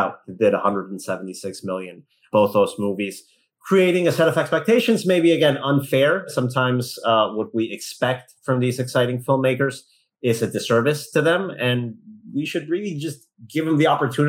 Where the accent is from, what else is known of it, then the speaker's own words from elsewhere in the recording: Mexico; moved away; growing up in Mexico